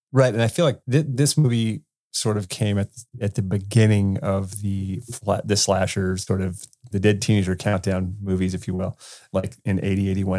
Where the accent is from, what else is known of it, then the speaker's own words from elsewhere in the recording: California, United States; I grew up in California, dude, where it was sunshiny all the time